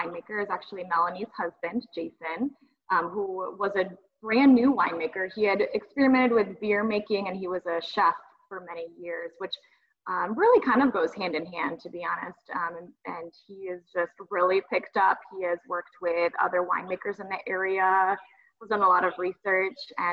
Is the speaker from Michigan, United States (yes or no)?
yes; Southwest Michigan, United States; We grew up in the Michigan wine industry and in the vineyards